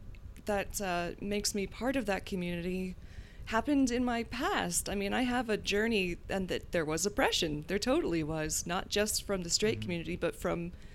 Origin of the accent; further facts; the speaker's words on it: the South, United States; but I grew up in the South, so that was not something that I could really explore, or so I thought.